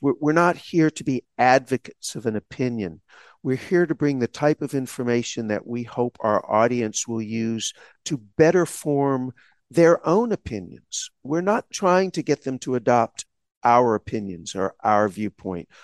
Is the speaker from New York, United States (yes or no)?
no; Texas, United States; I grew up in Texas in a small town, during a segregated period of the United States history